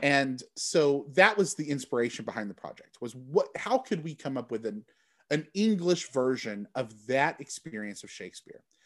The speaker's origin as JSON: {"language": "English", "region": "Texas", "country": "United States", "also_born_or_lived": "Michigan", "moved": "yes", "lives_now": "Chicago, United States", "said": "I'm from Texas."}